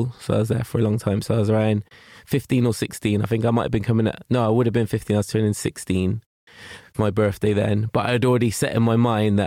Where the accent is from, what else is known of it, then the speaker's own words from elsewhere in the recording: Gloucester, South West England, United Kingdom; I grew up in Matson, and yeah, that's the like my oldest memories is being there